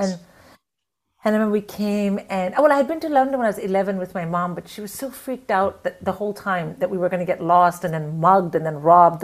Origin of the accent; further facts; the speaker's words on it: India; moved away as an adult; also born or lived in England; I was from India